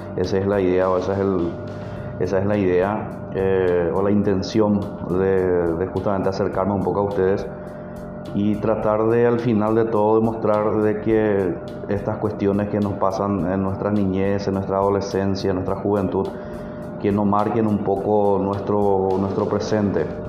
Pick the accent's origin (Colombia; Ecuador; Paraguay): Paraguay; el país de donde yo soy ahora